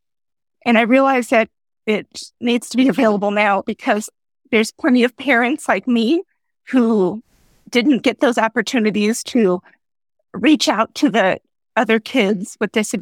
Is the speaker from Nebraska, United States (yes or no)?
yes; Nebraska, United States; moved away as an adult; I grew up in Nebraska, but I married my high school sweetheart, and he got commissioned into the military. So we have been traveling around the country.